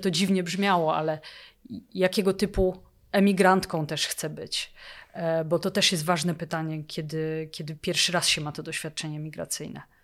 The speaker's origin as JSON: {"language": "Polish", "country": "Poland", "moved": "as an adult", "lives_now": "Oslo, Norway", "said": "jestem Polką"}